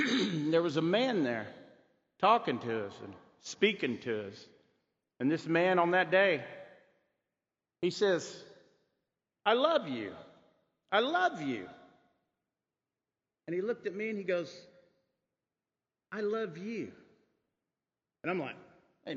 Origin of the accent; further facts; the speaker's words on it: Muscogee Reservation, Oklahoma, United States; I'm from the Muskogee Reservation in Oklahoma